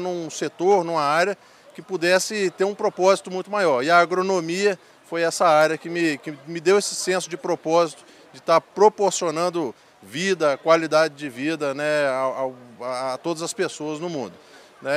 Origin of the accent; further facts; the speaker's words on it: Espírito Santo, Brazil; eu sou originário do estado do Espírito Santo